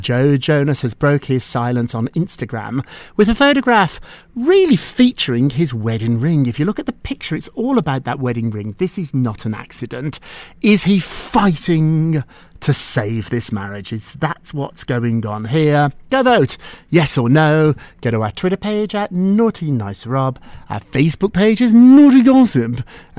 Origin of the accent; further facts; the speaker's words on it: United Kingdom; I'm British.